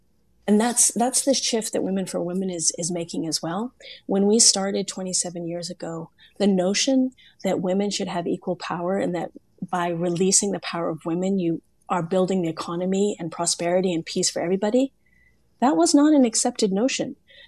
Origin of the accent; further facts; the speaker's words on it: Germany; also born or lived in Korea / Italy / Kenya / Senegal; I grew up all over the world. I was born in Korea, raised in Germany and Italy. I lived in Kenya, Senegal, and South Africa as an adult